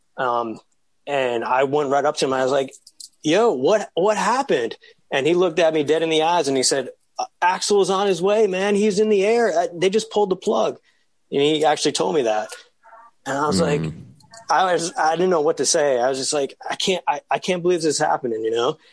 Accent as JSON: {"language": "English", "town": "New York City", "region": "New York", "country": "United States", "said": "Told them I was from New York"}